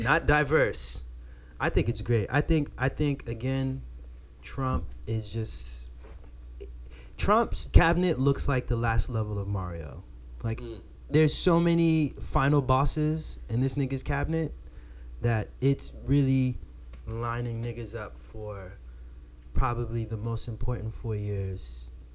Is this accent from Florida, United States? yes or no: yes; Florida, United States; I'm from Florida